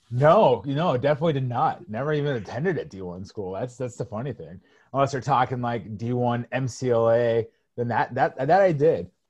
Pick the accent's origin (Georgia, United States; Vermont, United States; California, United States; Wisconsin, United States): California, United States; Orange County; growing up in Orange County, you just played basketball or water polo or, or you were surfing or, or football or something like that.